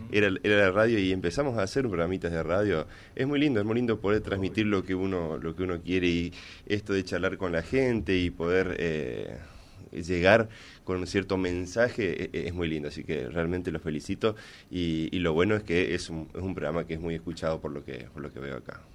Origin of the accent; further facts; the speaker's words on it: Villa Ángela, Chaco, Argentina; also born or lived in Corrientes; yo soy de Villa Ángela del Chaco